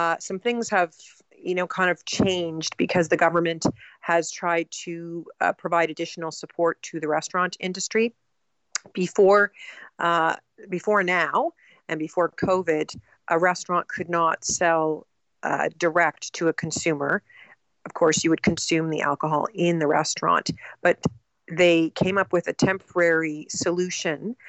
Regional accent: Canada; We definitely are Canadian and we're proud of being Canadian.

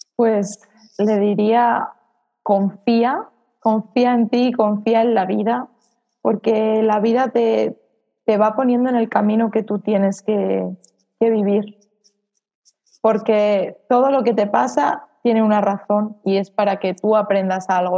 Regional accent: Salamanca, Castile and León, Spain; moved away as an adult; now in Mallorca, Spain; Tuve que ir a, a Salamanca, donde está mi familia y, bueno, donde yo nací y de donde siempre había intentado escapar

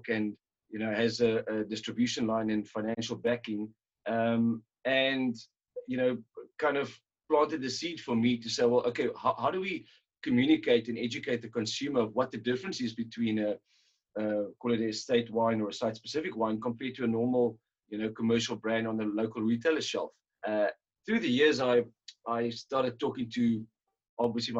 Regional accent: Robertson, Western Cape, South Africa; also born or lived in Stellenbosch; grew up in Robertson, and obviously amongst quite a few wine families and friends

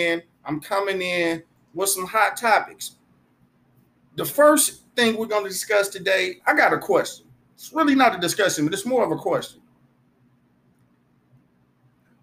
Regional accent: United States; I grew up in America like everybody else.

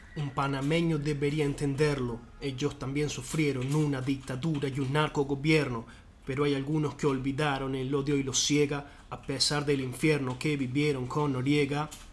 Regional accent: Argentina; en el argentino

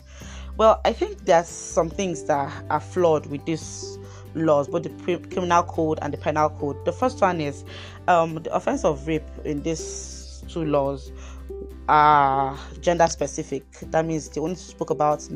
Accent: Kaduna State, Nigeria; my dear state Kaduna

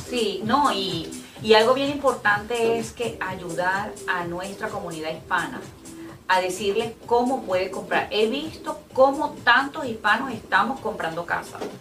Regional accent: Ciudad Guayana, Bolívar, Venezuela; now in United States; soy de Puerto Ordaz. Ciudad Guayana

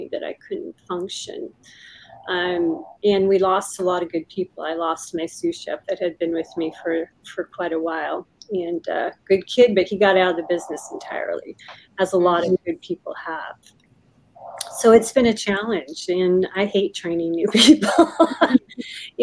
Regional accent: Puyallup, Washington, United States; I grew up in Puyallup, kind of on a farm

